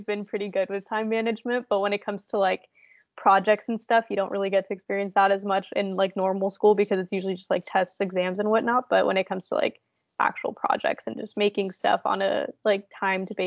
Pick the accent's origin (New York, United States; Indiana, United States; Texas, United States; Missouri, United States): Indiana, United States; I'm from Indiana, so there's really never anything fun here